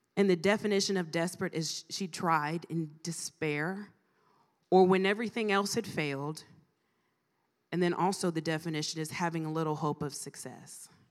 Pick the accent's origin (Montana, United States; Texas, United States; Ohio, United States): Ohio, United States; Mansfield; moved away as an adult; also born or lived in Greenville, South Carolina / Chicago; I am from, born and raised in Mansfield, Ohio. Was there for thirty-five years